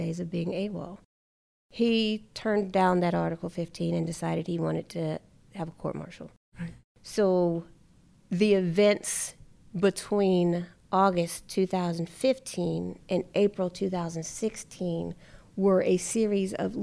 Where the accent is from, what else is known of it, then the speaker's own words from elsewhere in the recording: North Carolina, United States; moved away as an adult; I'm from North Carolina